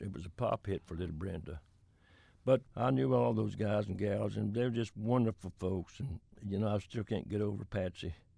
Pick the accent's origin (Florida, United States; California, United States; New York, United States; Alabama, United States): Florida, United States; Pahokee; moved away; also born or lived in Nashville; Palm Beach County, where I'm from. And I'm from Pahokee